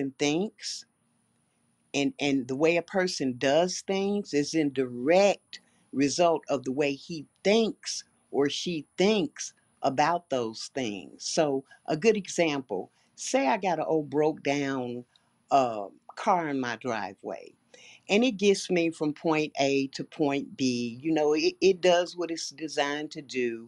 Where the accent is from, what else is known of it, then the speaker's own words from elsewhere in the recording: Chicago, Illinois, United States; I was born and raised in Chicago